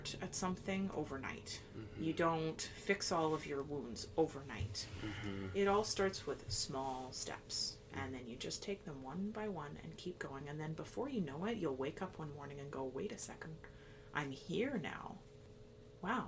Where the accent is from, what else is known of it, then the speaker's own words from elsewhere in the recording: Lower Mainland, British Columbia, Canada; I grew up in the Lower Mainland